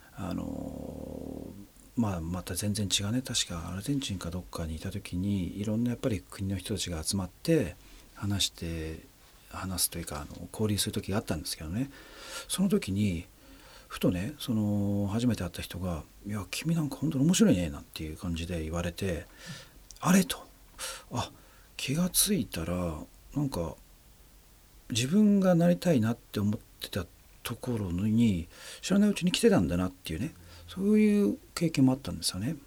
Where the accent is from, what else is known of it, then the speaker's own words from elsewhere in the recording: Japan; 僕の生まれ育った環境つまり日本っていうね社会